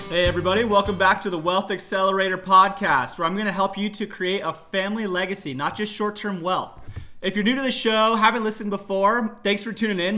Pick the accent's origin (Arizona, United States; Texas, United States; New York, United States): Arizona, United States; Tucson; moved away as an adult; now in Northern California, United States; I was raised there. I was born in Northern California, but we moved to Tucson when I was about four. So I lived in Tucson for eighteen years